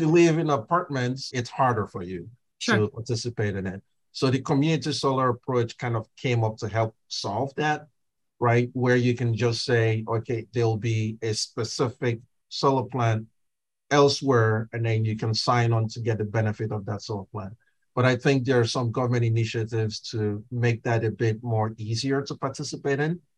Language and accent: English; Nigeria; now in United States; I grew up in Nigeria